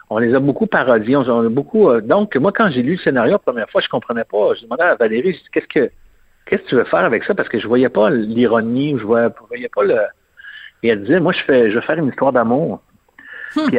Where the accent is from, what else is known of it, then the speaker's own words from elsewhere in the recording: Quebec, Canada; on est énormément de Québécois hein, dans ce film-là.